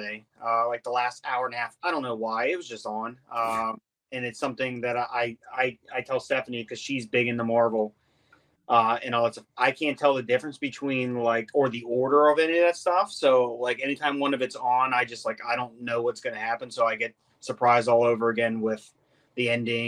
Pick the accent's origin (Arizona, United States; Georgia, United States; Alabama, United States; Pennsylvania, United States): Pennsylvania, United States; Murrysville; originally from outside the Monroeville, Murraysville area. Went to school at Franklin Regional